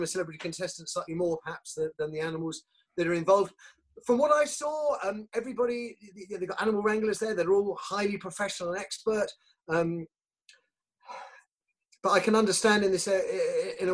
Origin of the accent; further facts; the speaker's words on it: Croydon, London, United Kingdom; moved away as an adult; also born or lived in Swaffham; I'm from Croydon